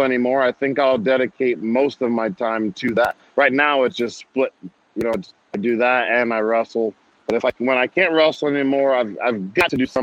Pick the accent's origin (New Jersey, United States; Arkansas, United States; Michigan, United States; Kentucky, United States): New Jersey, United States; I was from New Jersey